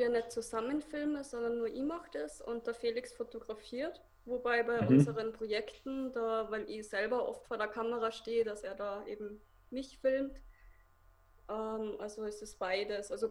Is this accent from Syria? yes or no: no; Salzburg, Austria; ich komme aus Salzburg